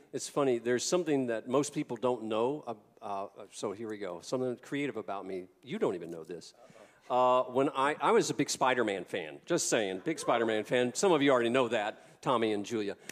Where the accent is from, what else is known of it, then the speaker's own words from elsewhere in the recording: the South, United States; I came from the South